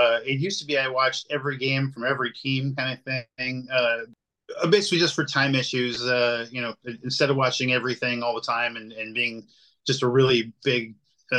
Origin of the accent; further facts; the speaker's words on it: the South, United States; maybe a sweet tea because I'm from the South, but that's about it.